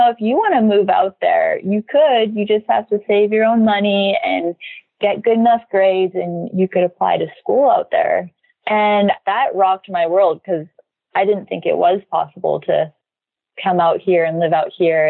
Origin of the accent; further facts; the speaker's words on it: Saskatchewan, Canada; moved away as an adult; now in Hawaii, United States; I grew up in Saskatchewan, Canada.